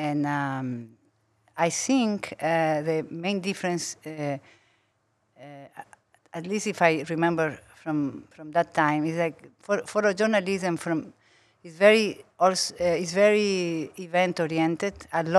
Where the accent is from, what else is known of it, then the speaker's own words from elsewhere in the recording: Brazil; English is a second language; also born or lived in Uruguay / United States / Singapore; now in Paris, France; Yes, I was born in Uruguay from a Uruguayan mother, a French father. Grew up part of my life, my childhood in Brazil, but among all of other places.